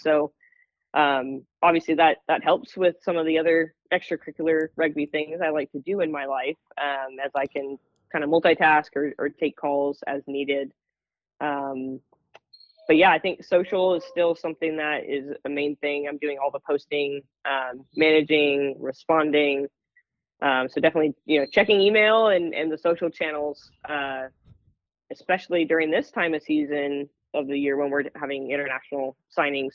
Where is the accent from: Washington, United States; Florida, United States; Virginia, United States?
Washington, United States; Seattle; my backyard of my hometown